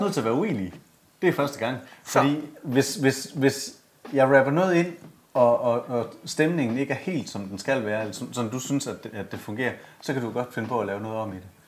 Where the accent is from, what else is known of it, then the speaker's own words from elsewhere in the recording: Esbjerg, Southern Denmark, Denmark; fra Esbjerg. Ja, ja, ja. Og super flink fyr fra samme lille bitte skodby, som jeg kommer fra